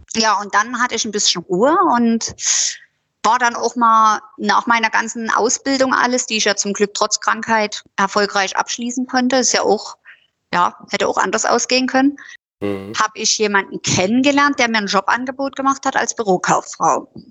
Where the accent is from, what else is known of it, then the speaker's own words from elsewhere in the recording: Döbeln, Saxony, Germany; Ich bin ja damals aus, also eigentlich bin ich ja aus Döbeln.